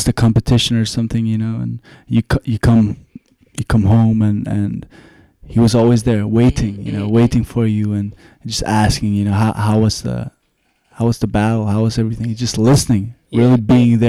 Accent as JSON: {"language": "English", "town": "Gothenburg", "region": "Västra Götaland", "country": "Sweden", "tie": "born or raised there", "also_born_or_lived": "New York City", "moved": "as an adult", "lives_now": "Scotland", "said": "It's in Sweden, in a town called Gothenburg"}